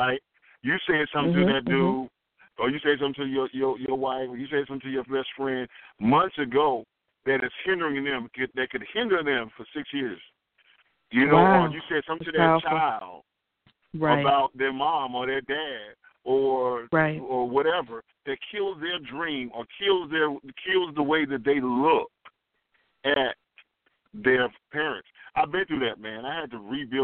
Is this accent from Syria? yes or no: no; Southeast, United States; I'm from the Southeast